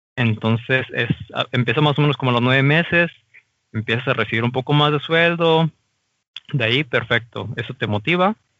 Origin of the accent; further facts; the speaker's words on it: Mexico; moved away as an adult; now in Germany; como mexicano